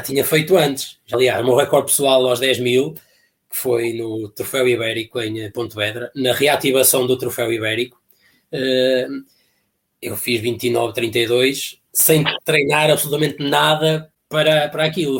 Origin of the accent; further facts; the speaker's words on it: Alpendurada, Porto District, Portugal; fui para outro clube que havia lá na terra, porque havia lá um senhor também fazia questão que o clube fosse o clube independente de atletismo de Alpendurada